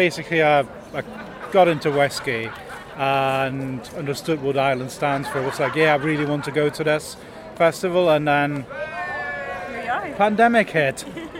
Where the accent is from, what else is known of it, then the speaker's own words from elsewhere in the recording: Germany; now in Glasgow, United Kingdom; I'm from Glasgow, originally from Germany.